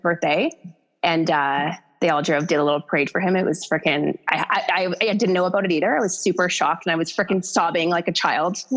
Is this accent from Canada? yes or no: yes; Hamilton, Ontario, Canada; moved away as an adult; now in Calgary, Canada; we're both from the Hammer.